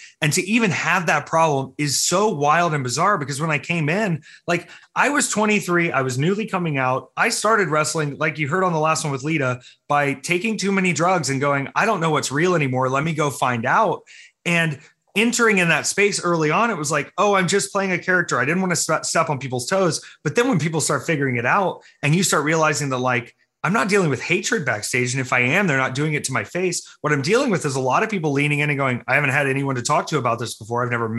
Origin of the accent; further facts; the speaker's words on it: the South, United States; Both of my grandfathers were pastors in their respective religions. So I had a Methodist pastor and I had a Baptist pastor